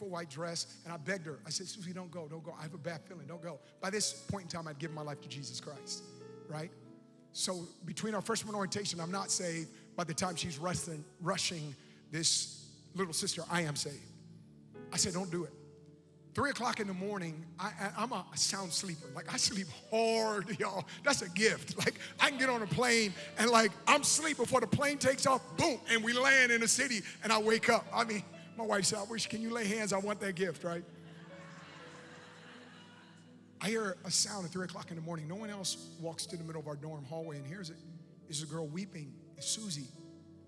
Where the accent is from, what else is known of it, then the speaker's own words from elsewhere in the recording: Oakland, California, United States; I'm from Oakland